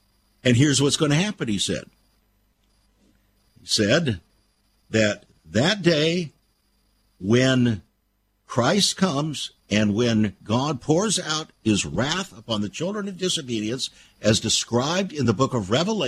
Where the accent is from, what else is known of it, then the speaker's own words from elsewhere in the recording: California, United States; Well, friends, I came from California.